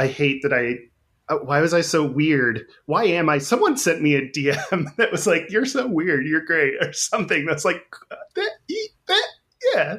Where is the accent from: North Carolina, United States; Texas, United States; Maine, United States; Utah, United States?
Texas, United States; as a Texan